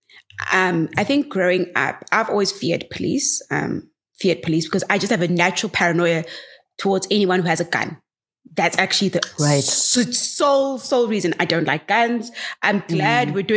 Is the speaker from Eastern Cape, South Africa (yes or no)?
yes; Gqeberha, Eastern Cape, South Africa; my hometown, Gqeberha.